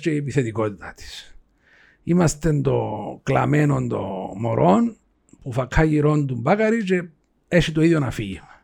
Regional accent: Cyprus; είμαι από την Κύπρο

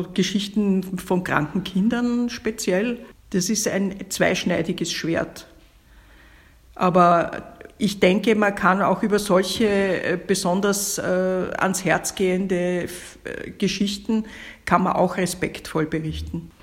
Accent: Vienna, Austria; bei uns in Wien

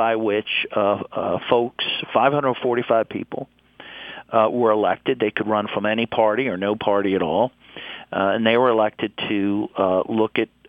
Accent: United States; as an American

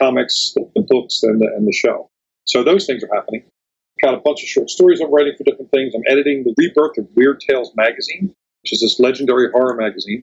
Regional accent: Philadelphia, Pennsylvania, United States; moved away as an adult; also born or lived in Bucks County, Pennsylvania; now in San Diego, United States; I grew up in Philly. I lived in Bucks County, Pennsylvania for years

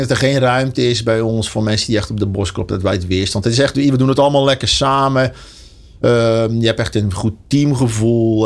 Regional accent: Enkhuizen, North Holland, Netherlands; moved away as an adult; now in Deurne, Netherlands; ik eh, kom oorspronkelijk uit Enkhuizen

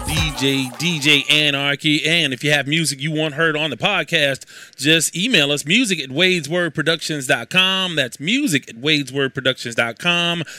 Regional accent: Houston, Texas, United States; I'm from Houston

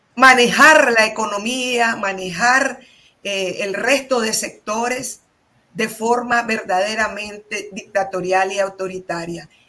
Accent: Nicaragua; moved away as an adult; somos los nicaragüenses

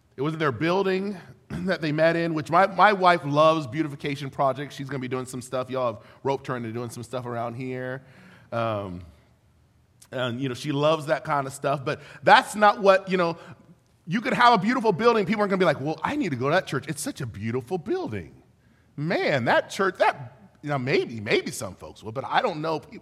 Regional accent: Ventura, California, United States; also born or lived in Florida / Los Angeles, California; now in Benicia, United States; I was born and raised in Ventura, California, which is like a little beach mecca

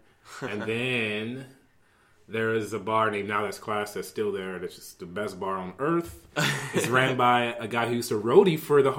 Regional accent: Cleveland, Ohio, United States; born there; I am from... Cleveland, Ohio, actually.

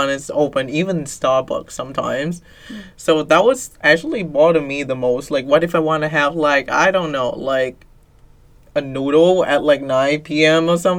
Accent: Ho Chi Minh City, Vietnam; now in Boston, United States; Because I came from Saigon, and like the city is never asleep

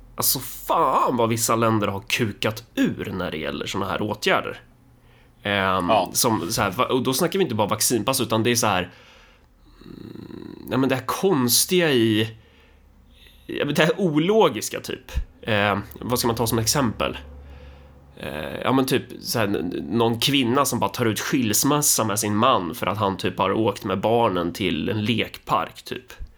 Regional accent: Närke, Örebro County, Sweden; jag är närking

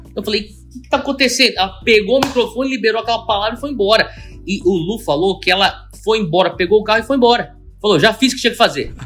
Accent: São Paulo, Brazil; moved away; eu sou japonês e, e, e eu nasci no Brasil, mas é, eu cresci no meio da, da, da colônia japonesa

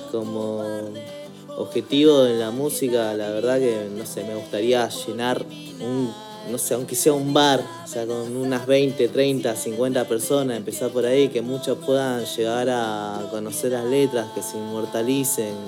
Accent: Córdoba, Argentina; also born or lived in Peru; now in Buenos Aires, Argentina; nacido en Córdoba, ahora viviendo aquí en Buenos Aires

